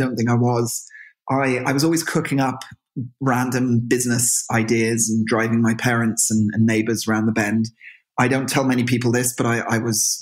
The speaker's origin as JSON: {"language": "English", "town": "Marlow", "region": "South East England", "country": "United Kingdom", "tie": "born or raised there", "also_born_or_lived": "Birmingham / London", "moved": "as an adult", "lives_now": "Galway, Ireland", "said": "I grew up in a little town outside of London called Marlow, which is on the River Thames."}